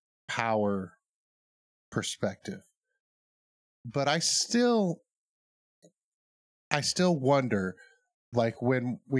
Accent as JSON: {"language": "English", "country": "United States", "said": "as an American citizen who doesn't travel, I've never left the country. I'd like to, but... I'm just like a middle class person in America living a middle class life."}